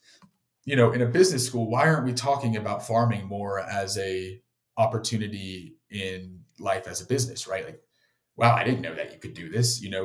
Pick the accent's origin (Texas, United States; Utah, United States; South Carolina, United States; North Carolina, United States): South Carolina, United States; I grew up on the beach in South Carolina